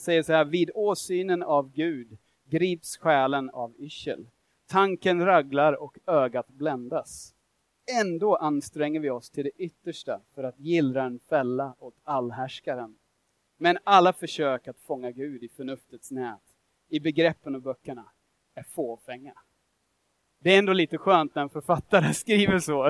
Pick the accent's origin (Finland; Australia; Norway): Australia; Swedish is a second language; now in Sweden; jag är australiensare, jag har vuxit upp där, jag bor här i Sverige